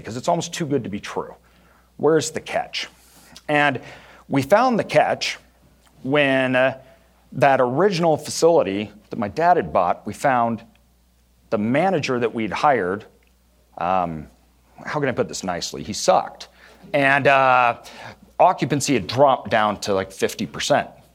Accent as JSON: {"language": "English", "town": "Boise", "region": "Idaho", "country": "United States", "tie": "born or raised there", "said": "growing up in Idaho, everything was very rural"}